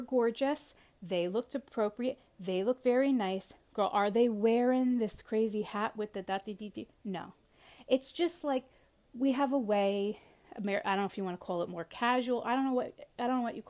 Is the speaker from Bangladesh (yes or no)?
no; United States; me as an American